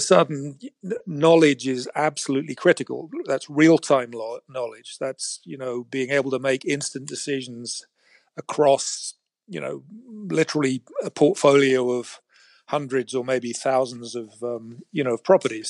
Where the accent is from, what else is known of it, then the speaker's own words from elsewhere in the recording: England, United Kingdom; moved away as an adult; now in San Francisco, United States; I was raised in England as a, what they called a chartered surveyor